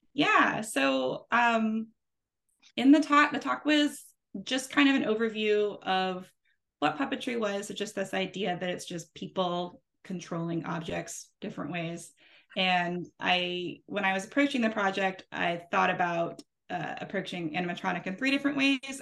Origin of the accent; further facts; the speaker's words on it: New Orleans, Louisiana, United States; I'm from New Orleans. Uh, I live here with my kids and my husband.